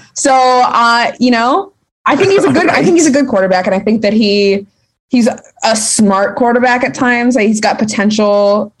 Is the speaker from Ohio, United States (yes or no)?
yes; Cleveland, Ohio, United States; I'm from Cleveland